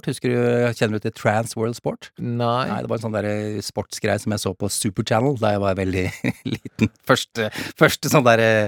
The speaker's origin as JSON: {"language": "Norwegian", "country": "Norway", "said": "Fatter'n er i hvert fall engelsk. Jeg er norsk, ja. men fatter'n er engelsk."}